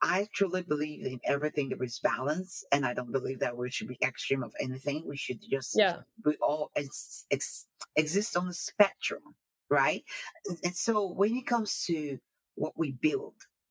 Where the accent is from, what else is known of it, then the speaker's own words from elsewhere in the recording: Nigeria; moved away as an adult; now in United States; I was born in Nigeria, came over to the United States to go to school, then for my higher education